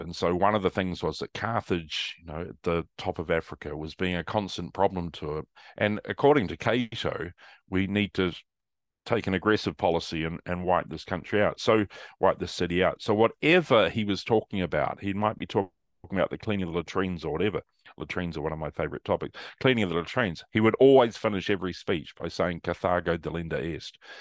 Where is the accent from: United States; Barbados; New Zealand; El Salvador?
New Zealand; moved away as an adult; also born or lived in Manchester, United Kingdom; now in Melbourne, Australia; I went to university in Wellington in New Zealand, I'm a Kiwi